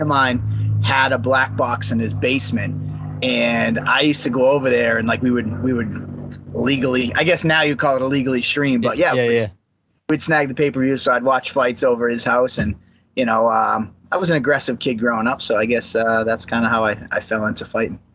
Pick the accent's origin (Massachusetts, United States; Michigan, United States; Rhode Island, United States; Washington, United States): Massachusetts, United States; Abington; also born or lived in Brockton, Massachusetts; now in Plymouth, United States; I'm a South Shore guy at heart. I uh, grew up. I went to Abington High School